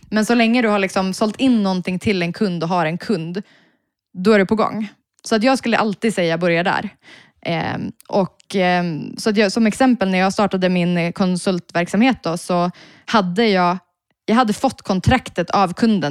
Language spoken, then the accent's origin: Swedish; Piteå, Norrbotten County, Sweden; moved away as an adult; now in Stockholm, Sweden; som nyinflyttad stockholmare, för jag kommer från Piteå